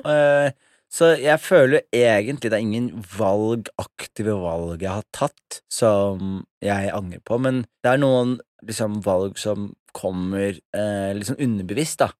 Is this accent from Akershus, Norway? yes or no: no; Skien, Vestfold og Telemark, Norway; now in Oslo, Norway; jeg vokste opp i Skien